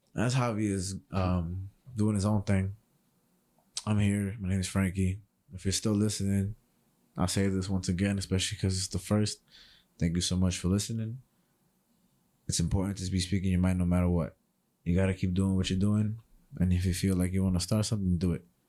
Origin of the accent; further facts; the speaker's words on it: New York City, New York, United States; I'm from New York City